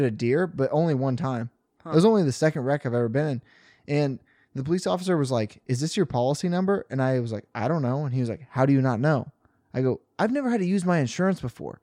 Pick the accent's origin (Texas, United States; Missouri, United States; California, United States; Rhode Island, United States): Missouri, United States; Rockport; moved away as an adult; now in Columbia, United States; I was driving home from Columbia to Rockport